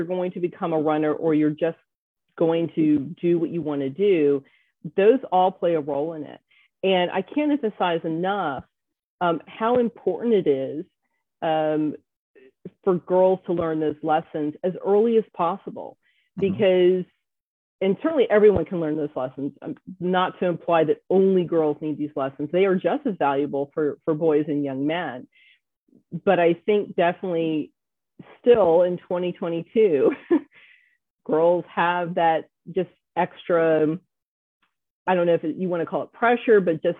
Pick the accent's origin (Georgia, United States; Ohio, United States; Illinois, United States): Georgia, United States; Atlanta; also born or lived in Hawaii / Virginia Beach; now in Berks County, United States; I was born in Hawaii, spent part of my childhood in Virginia Beach, but we moved to Atlanta when I was a kid. And so that's home. That's where we grew up.